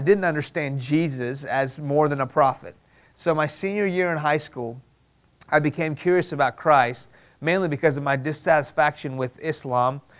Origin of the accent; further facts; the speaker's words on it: Houston, Texas, United States; English is a second language; also born or lived in Iran; I was born here in Houston, but when I was 2 years old, my family moved to Iran